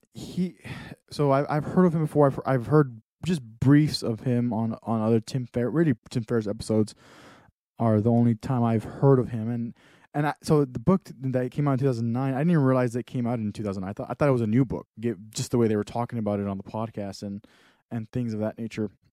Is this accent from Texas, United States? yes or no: yes; Texas, United States; moved away; I'm from Texas, totally different li-, lifestyle.